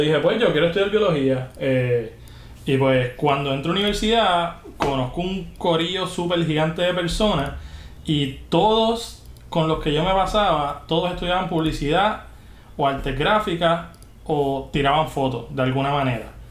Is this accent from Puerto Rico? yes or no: yes; Juncos, Puerto Rico; also born or lived in Canóvanas / California; yo soy de Junco, o sea, yo soy del campo entre Junco y, cano, y Campo, campo, campo